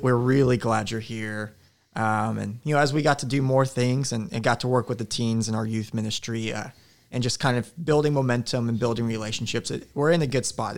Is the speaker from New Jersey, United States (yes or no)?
no; Anchorage, Alaska, United States; moved away; also born or lived in Claremore, Oklahoma; my hometown of Anchorage